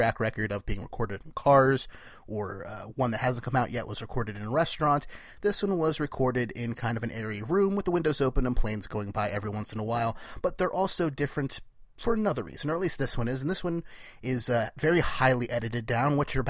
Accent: New Jersey, United States; from Jersey

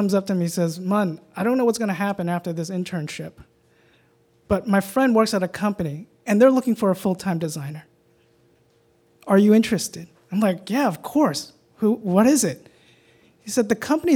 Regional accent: New York, United States; Growing up in Chinatown, New York

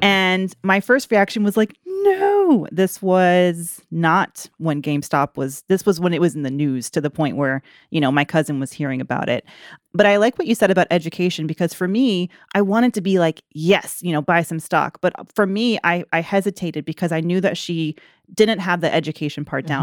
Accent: Atlanta, Georgia, United States; moved away; also born or lived in Greensboro; I'm from Atlanta originally

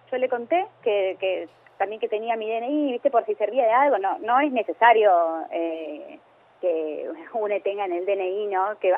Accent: Avellaneda, Buenos Aires Province, Argentina; Eh, así que, no, no, somos de Avellaneda.

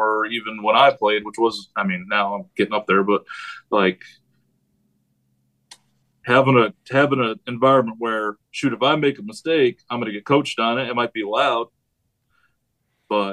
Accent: New York, United States; moved away; I'm from New York

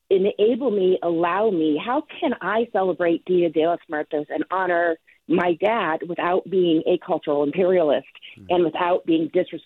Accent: California, United States; growing up in California as a white Anglo-Saxon Protestant upper middle class female

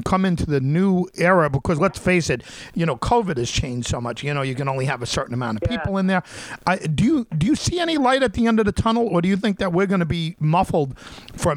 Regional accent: Long Island, New York, United States; I grew up on Long Island

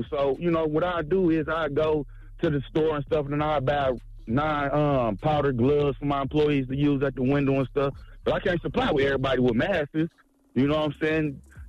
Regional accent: Detroit, Michigan, United States; I love y'all. I'm from Detroit. What up, though?

